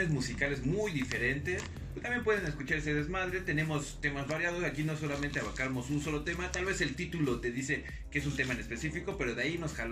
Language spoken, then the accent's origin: Spanish; Mexico; vivimos en un país triste como es México, ¿no?